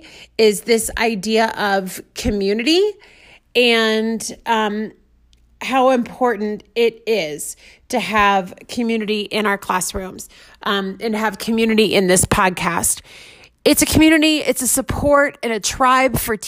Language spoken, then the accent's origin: English; Washington, D.C., United States; also born or lived in Denver metro area, Colorado; now in Denver, United States; I'm in Denver metro area. I'm from the DC metro area